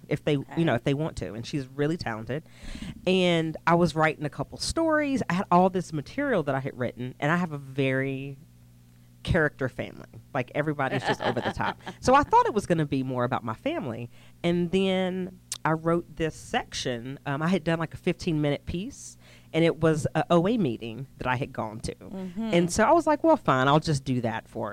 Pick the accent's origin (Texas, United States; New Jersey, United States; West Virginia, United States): West Virginia, United States; moved away; Originally West Virginia.